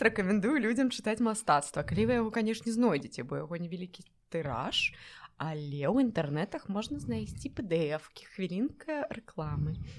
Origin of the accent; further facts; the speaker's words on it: Belarus; я беларуская